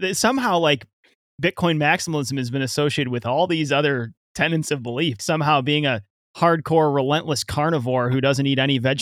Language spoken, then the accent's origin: English; United States; I'm from the United States.